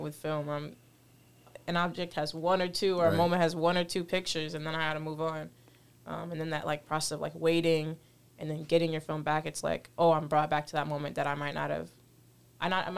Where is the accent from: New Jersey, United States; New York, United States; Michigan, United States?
New York, United States; Rochester; born and raised in Rochester